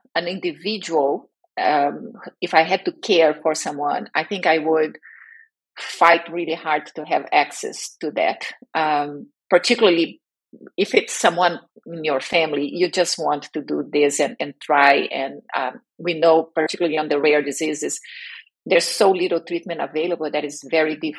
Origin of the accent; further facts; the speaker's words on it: Brazil; moved away as an adult; now in United States; I am originally from Brazil and I live in the US where I was relocated while working for a biotech back in 2005